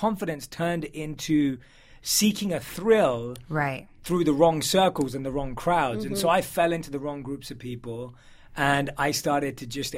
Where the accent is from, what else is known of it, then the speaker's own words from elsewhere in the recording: London, United Kingdom; London. So born and raised in London